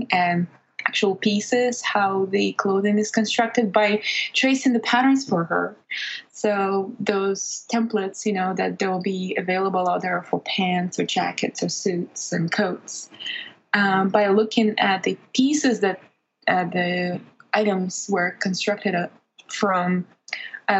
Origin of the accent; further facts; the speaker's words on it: Belarus; English is a second language; moved away; back in my home country where I was born and grew up, Belarus